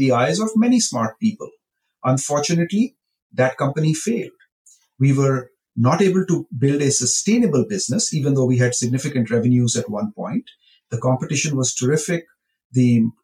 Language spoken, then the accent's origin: English; Rajasthan, India; now in Silicon Valley, United States; I grew up in India. My father was a farmer. We lived in a very rural part of India in a village